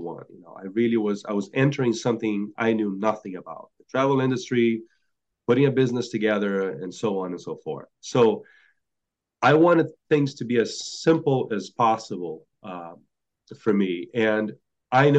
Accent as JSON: {"language": "English", "region": "Rio de Janeiro", "country": "Brazil", "tie": "born or raised there", "also_born_or_lived": "upstate New York", "moved": "yes", "said": "I was born and raised in Rio"}